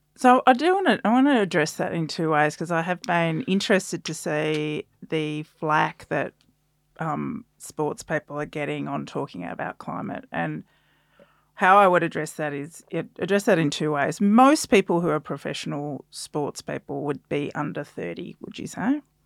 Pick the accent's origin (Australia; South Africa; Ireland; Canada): Australia; South Australia; I grew up in South Australia as well.